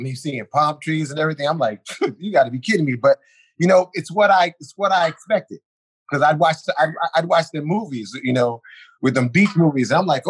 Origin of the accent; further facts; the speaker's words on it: New York City, New York, United States; From New York City, born and raised.